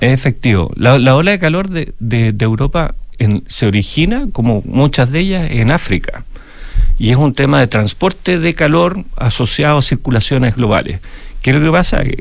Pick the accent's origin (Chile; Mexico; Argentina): Chile; nosotros como chilenos